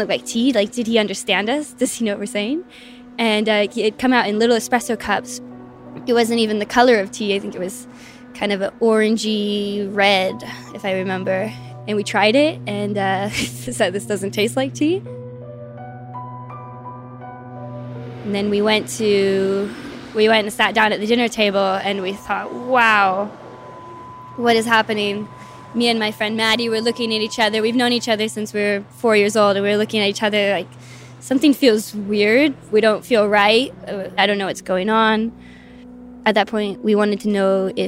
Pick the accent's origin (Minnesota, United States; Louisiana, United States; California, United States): California, United States; moved away as an adult; now in Shanghai, China; I'm from California. I'm 25 years old. I live in Shanghai, China